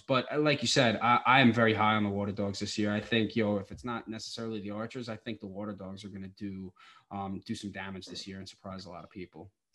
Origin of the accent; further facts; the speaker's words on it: Long Island, New York, United States; I'm from Long Island